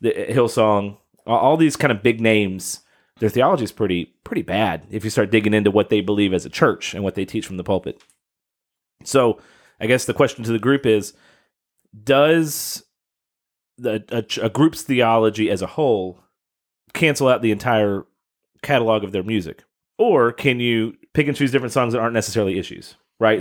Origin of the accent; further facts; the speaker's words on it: Kentucky, United States; my home state